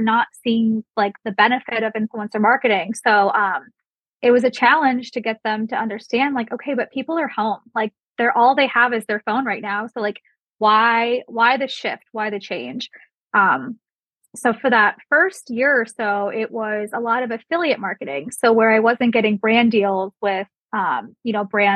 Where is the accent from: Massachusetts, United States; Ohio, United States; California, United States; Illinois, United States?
Ohio, United States; Solon; moved away as an adult; I grew up in Solon, which is a suburb